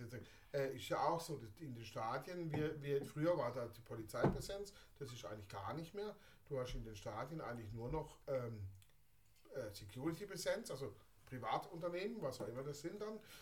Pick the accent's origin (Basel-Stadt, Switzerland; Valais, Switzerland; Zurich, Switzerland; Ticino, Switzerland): Basel-Stadt, Switzerland; Basel; bei uns in Basel